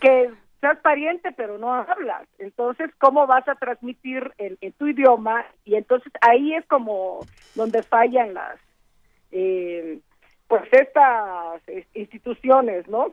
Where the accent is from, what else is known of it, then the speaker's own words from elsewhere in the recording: Juchitán, Oaxaca, Mexico; first language Zapotec; Spanish is a second language; el istmo de Tehuantepec, de donde yo soy de Juchitán